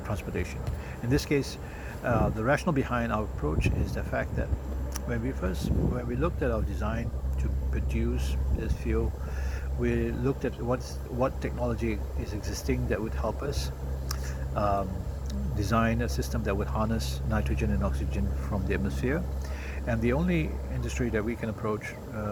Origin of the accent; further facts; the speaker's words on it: Singapore; being a Singaporean, we are a pragmatic lot.